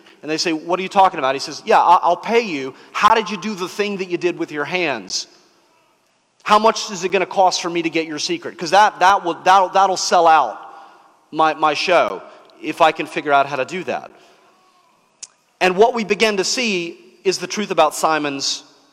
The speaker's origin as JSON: {"language": "English", "region": "the South", "country": "United States", "tie": "born or raised there", "said": "when I was growing up in the South"}